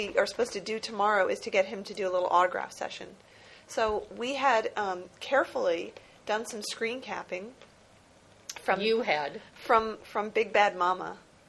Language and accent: English; New Jersey, United States; moved away; growing up in New Jersey